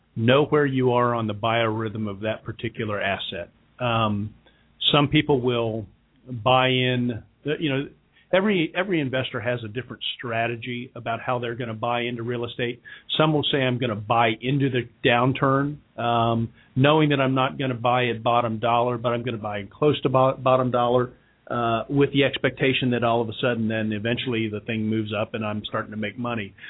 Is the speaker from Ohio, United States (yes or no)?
yes; Kettering, Ohio, United States; moved away as an adult; now in Cincinnati, United States; where I grew up in Kettering, Ohio.